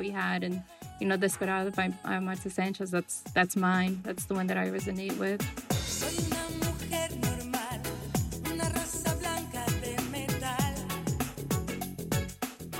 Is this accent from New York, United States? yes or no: yes; New York City, New York, United States; also born or lived in Ecuador (family ancestry); My family, they're from Ecuador, and we grew up on the Lower East Side